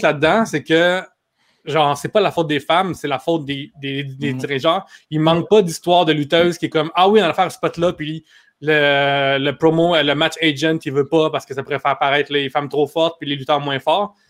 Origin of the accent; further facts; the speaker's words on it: Quebec, Canada; en tant que Québécois